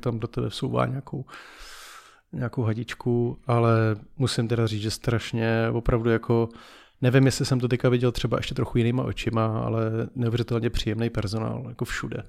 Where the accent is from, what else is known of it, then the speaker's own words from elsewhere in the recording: Czechia; že jsme Češi